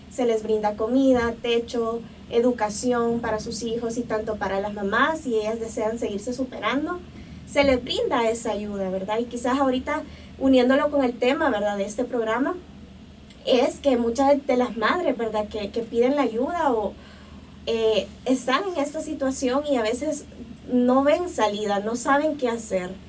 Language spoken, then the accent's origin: Spanish; El Salvador; Y, pues eh, la verdad que eso nos caracteriza como salvadoreños, que somos gente de acción.